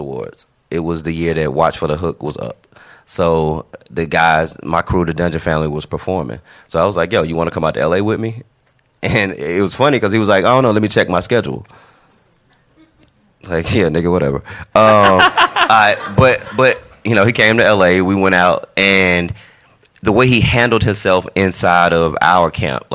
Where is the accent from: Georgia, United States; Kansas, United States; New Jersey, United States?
Georgia, United States; Atlanta; I grew up in Atlanta, born and raised, a Grady baby, Grady Hospital